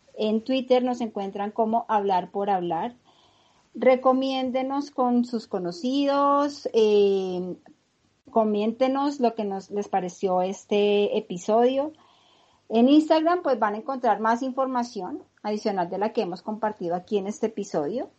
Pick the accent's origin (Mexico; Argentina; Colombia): Colombia; nosotros como colombianos